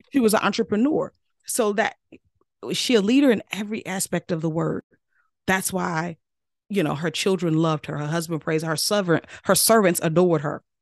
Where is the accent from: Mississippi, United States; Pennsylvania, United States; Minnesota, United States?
Mississippi, United States; I'm real Southern from Mississippi.